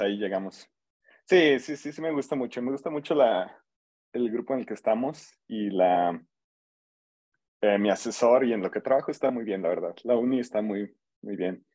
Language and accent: Spanish; San Luis Potosí, Mexico; moved away as an adult; now in College Park, United States; soy de aquí de San Luis. Em, yo hice licenciatura y maestría aquí en San Luis